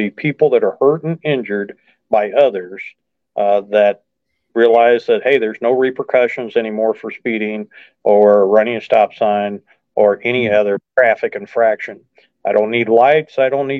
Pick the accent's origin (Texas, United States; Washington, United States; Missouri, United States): Missouri, United States; just outside of St. Louis; now in mid-Missouri, United States; I grew up just outside of St. Louis, so I'm very familiar with the metro area and the county very well